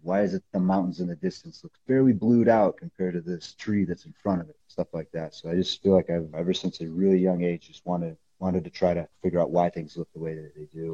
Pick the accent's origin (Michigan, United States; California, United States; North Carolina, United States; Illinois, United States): Illinois, United States; moved away as an adult; now in Colorado Springs, United States; I came back to Illinois the fall of my senior year